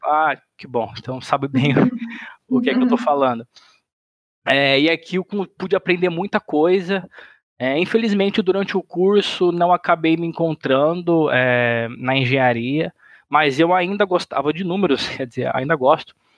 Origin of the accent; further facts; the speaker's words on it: Sinop, Mato Grosso, Brazil; moved away as an adult; also born or lived in São Paulo; now in Florianópolis, Brazil; eu sou natural de São Paulo, mas eu moro no Mato, mas eu morei no Mato Grosso praticamente a vida inteira. 20 anos morei no, no Mato Grosso